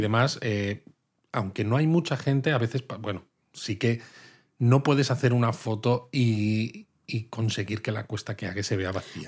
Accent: Madrid, Community of Madrid, Spain; now in Kyoto, Japan

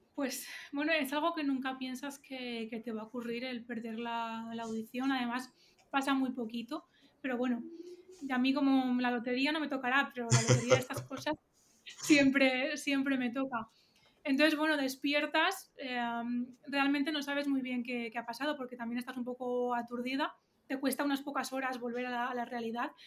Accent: Valencia, Valencian Community, Spain; yo quiero muchísimo a mi, a mi Valencia

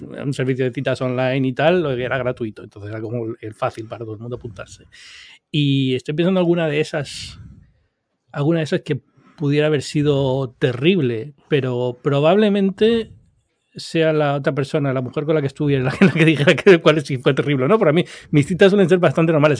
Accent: Canary Islands, Spain; now in New York, United States; Yo soy originario de Canarias

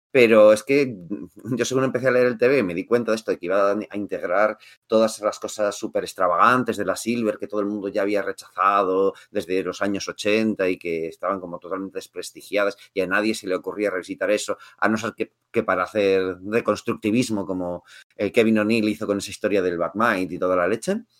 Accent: Madrid, Community of Madrid, Spain; yo no soy de Ma, de Barcelona, yo soy de Madrid

